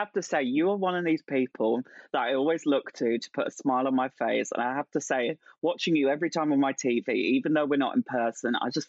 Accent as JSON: {"language": "English", "area": "Essex", "region": "East of England", "country": "United Kingdom", "said": "I'm from Essex."}